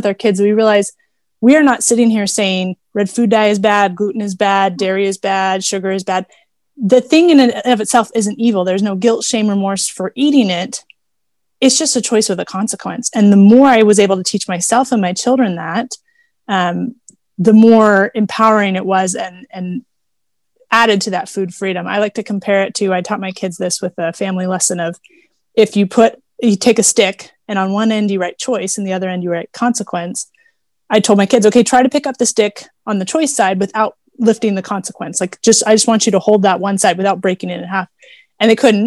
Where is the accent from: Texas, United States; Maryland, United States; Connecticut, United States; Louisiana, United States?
Texas, United States; Houston; I grew up driving in Houston, Texas